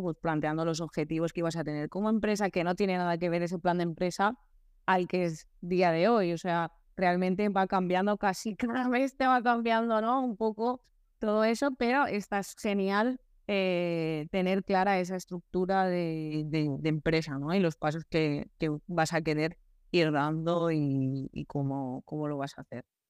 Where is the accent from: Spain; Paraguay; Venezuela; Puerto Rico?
Spain; Altea, Valencian Community; en Altea, mi pueblo, un pueblo muy bonito